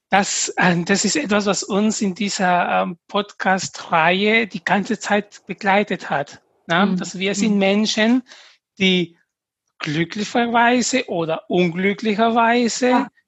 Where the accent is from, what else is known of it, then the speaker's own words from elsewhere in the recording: Peru; German is a second language; now in Germany; als Peruaner, wenn ich zurück nach Peru gehe, werde ich als Deutsche gesehen.